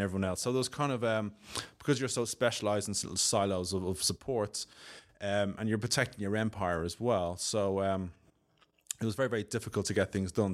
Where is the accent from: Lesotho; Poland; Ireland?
Ireland; Dublin, Leinster; accent: Irish; moved away as an adult; now in United Kingdom; my accent, I'm Irish, I'm from Dublin, um, living in the U K about fifteen years